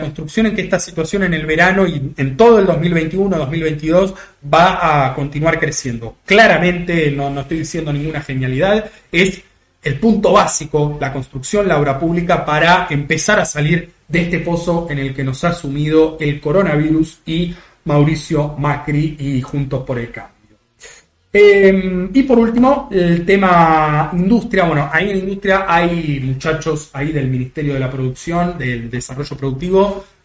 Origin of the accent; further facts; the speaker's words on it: Buenos Aires Province, Argentina; yo soy muy muy bonaerense, muy, muy conurbano